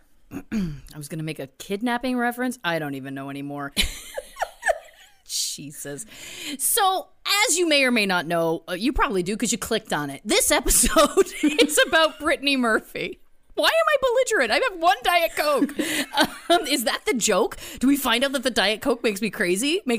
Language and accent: English; Belleville, Ontario, Canada; moved away; also born or lived in Toronto; I was living in Toronto at the time, but we had gone back to my hometown of Belleville, where my parents live